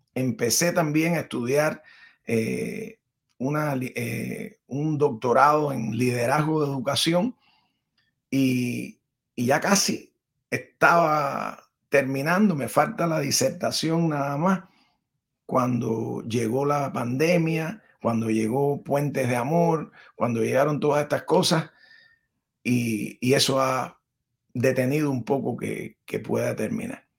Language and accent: Spanish; Cuba; first language Spanish; moved away as an adult; also born or lived in Miami / Washington; now in United States; entre mi país natal, que amo, que es mi madre, Cuba, y mi país adoptivo, que amo también, que es mi padre, los Estados Unidos